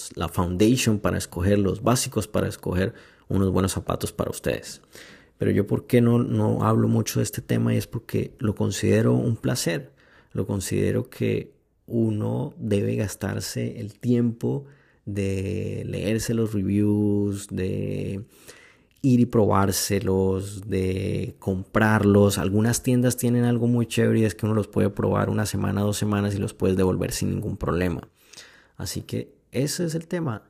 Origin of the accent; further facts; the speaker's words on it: Cartagena, Bolívar, Colombia; yo me crié en, en Cartagena, Colombia. Eh, hice high school ahí.